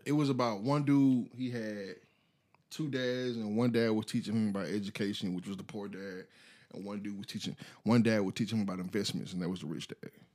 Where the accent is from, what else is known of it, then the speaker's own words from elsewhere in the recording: United States; I am American.